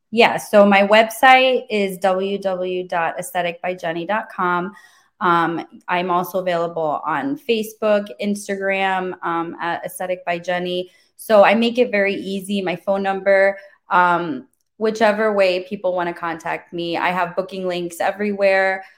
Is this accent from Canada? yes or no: no; Germany; now in Wesley Chapel, United States; my mom was actually an esthetician growing up in Germany. I'm from Germany originally